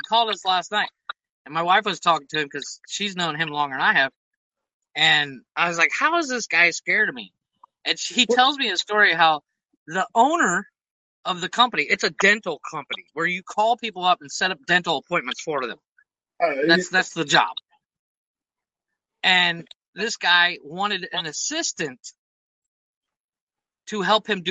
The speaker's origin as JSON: {"language": "English", "country": "United States", "moved": "yes", "lives_now": "Mexico", "said": "I'm American"}